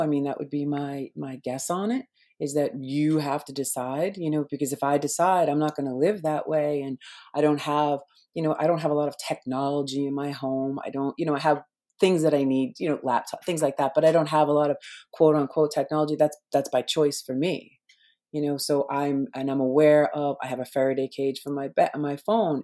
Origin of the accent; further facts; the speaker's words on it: Boston, Massachusetts, United States; I grew up in Boston, right? I lived one block away from Paul Revere's